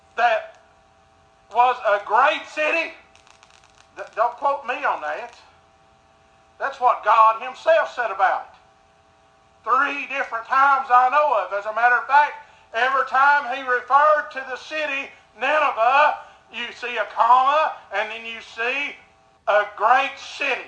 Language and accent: English; United States; I'm an American.